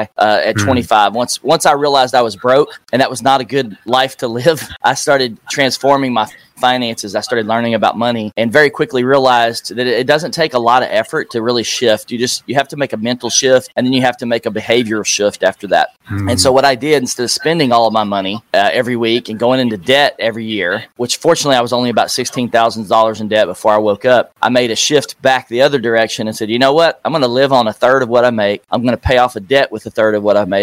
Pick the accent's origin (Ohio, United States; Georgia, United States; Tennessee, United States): Tennessee, United States; Nashville; Nashville, Tennessee, my hometown